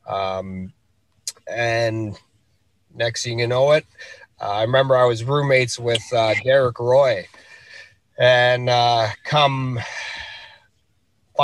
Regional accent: Rankin Inlet, Nunavut, Canada; I'm from Rankin Inlet, Nunavut, which is located right along the Hudson Bay.

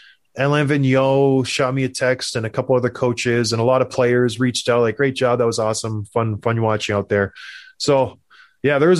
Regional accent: Canada; I'm from Canada

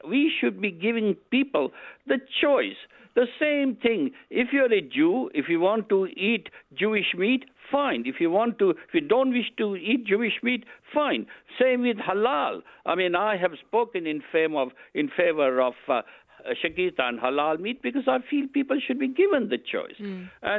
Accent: United Kingdom; I'm a British politician.

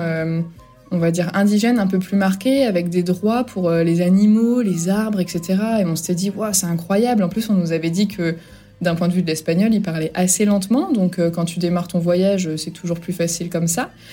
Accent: Brittany, France; moved away as an adult; now in Ecuador; je suis bretonne

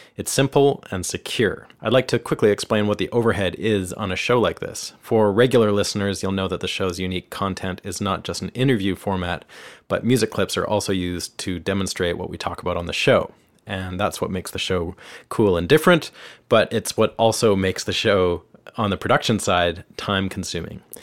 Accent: Canada; moved away as an adult; now in Nashville, United States; I'm a Canadian guitarist, songwriter, producer, and engineer, and I've been living and working here in Nashville for the last four years.

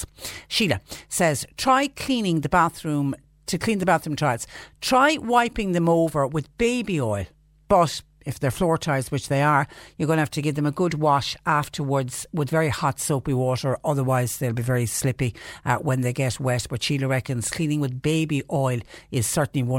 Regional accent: Clonmel, Munster, Ireland; I'm from Clonmel

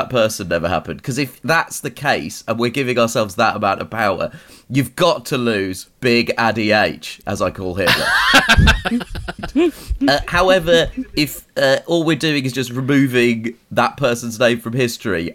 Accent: United Kingdom; As a British person

